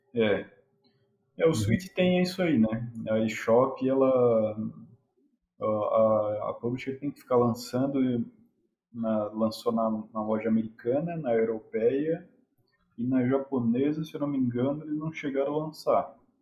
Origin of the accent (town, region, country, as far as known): Brazil